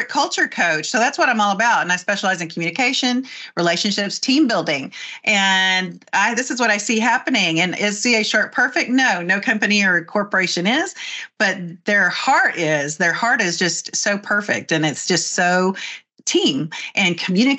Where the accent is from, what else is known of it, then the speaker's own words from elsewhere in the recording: Texas, United States; by my saying y'all and hey and howdy, that I'm from Texas.